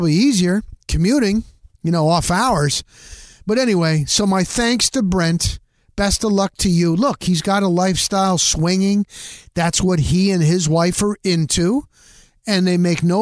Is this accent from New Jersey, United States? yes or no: yes; northern New Jersey, United States; moved away; also born or lived in Tampa Bay area; I'm formerly from New Jersey. That's where I grew up, in northern New Jersey